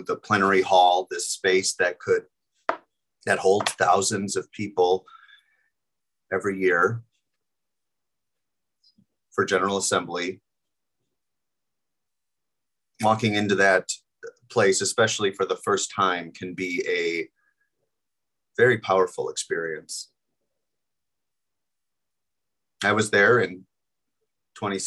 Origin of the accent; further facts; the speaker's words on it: Milwaukee, Wisconsin, United States; I was from Wisconsin, I'm from Wisconsin, Milwaukee area